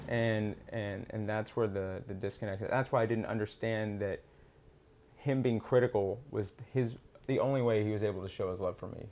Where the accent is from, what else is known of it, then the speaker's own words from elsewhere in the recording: Austin, Texas, United States; also born or lived in Houston, Texas; I grew up in Austin, or born in Houston, lived in Houston for a little bit, but then moved to Austin, Texas. Seventh generation Texan